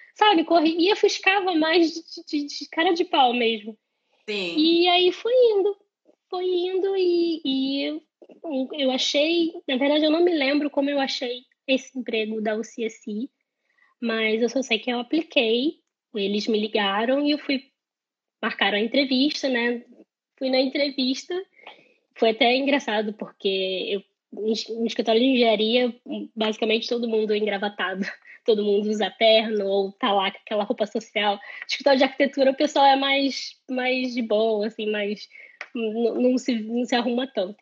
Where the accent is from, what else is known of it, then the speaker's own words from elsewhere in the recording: Rio de Janeiro, Brazil; moved away as an adult; now in Ireland; venho do Rio de Janeiro